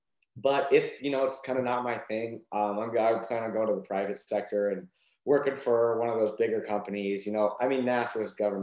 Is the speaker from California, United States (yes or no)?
no; Montana, United States; I was from Montana